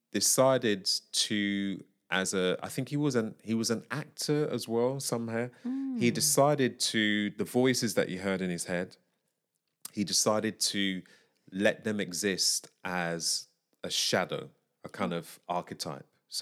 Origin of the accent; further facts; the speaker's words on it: Syria; they know that I'm from Syria.